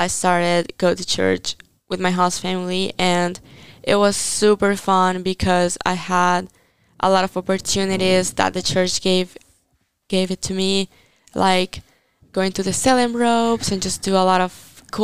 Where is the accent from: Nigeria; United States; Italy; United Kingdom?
Italy